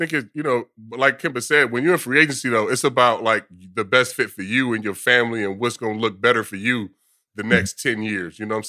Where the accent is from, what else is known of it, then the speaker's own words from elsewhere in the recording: the Bay Area, California, United States; moved away as an adult; now in New York, United States; Obviously, I grew up in the Bay, but like now being here the last 12 years, like I kind of feel like a New Yorker.